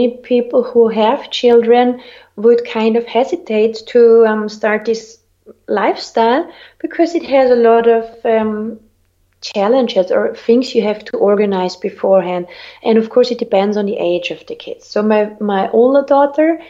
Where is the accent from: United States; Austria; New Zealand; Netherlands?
Austria; moved away as an adult; also born or lived in Ibiza / Cyprus; growing up in Austria, for me, which is a very, very cold country